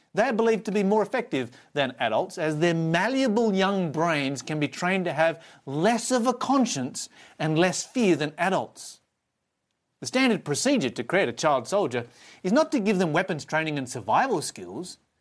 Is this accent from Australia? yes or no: yes; Australia; I was born in Australia